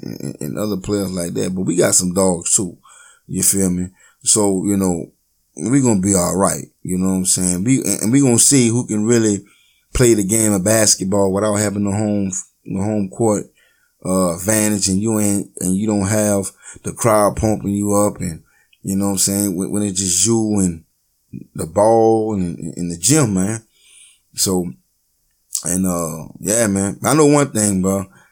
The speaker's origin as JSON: {"language": "English", "region": "Louisiana", "country": "United States", "said": "I'm from Louisiana"}